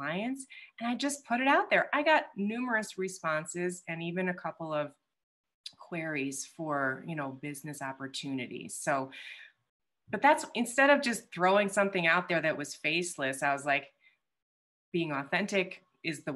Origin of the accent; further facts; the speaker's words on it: Midwest, United States; I'm also from the Midwest